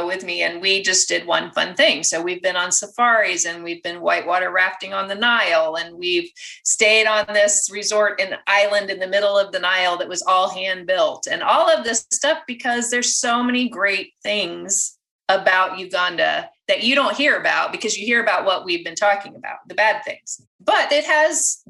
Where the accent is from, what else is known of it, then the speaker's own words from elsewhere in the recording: United States; I'm American